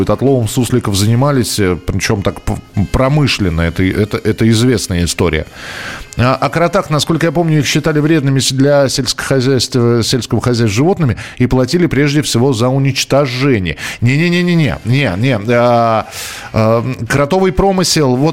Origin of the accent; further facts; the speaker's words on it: Orenburg Oblast, Russia; Сам родом из Оренбургской области девочек учили вязать знаменитые оренбургские платки.